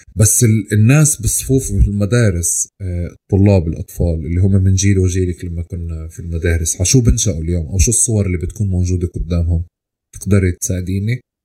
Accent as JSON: {"language": "Arabic", "country": "Palestine", "tie": "born or raised there", "also_born_or_lived": "Bahrain", "said": "أنا آه، ربيت في فلسطين نشأت في فلسطين كبرت فيها"}